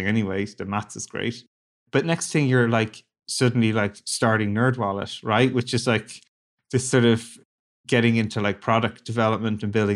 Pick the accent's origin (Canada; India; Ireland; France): Ireland; moved away; I grew up in Ireland, a small little country